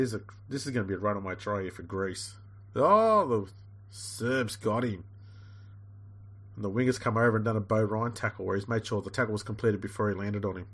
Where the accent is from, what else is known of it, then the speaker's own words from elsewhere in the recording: Australia; I'm from the bush, mate. We don't even have Mercedes out there at all.